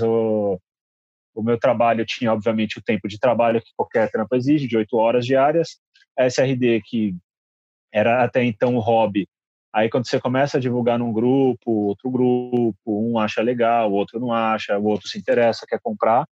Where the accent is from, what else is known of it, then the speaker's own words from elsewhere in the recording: Guarulhos, São Paulo, Brazil; moved away as an adult; now in São Paulo, Brazil; eu sou de Guarulhos.